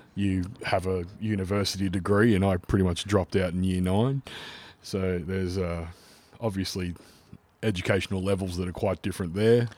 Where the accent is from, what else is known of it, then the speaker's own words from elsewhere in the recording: Melbourne, Victoria, Australia; accent: Australian; we both come from very similar yet very different backgrounds growing up in the western suburbs of Melbourne